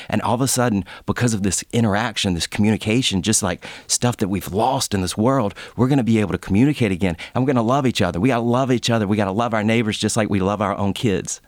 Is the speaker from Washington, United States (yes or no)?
no; LaGrange, Georgia, United States; I grew up in Lagrange, and it was an hour south of Atlanta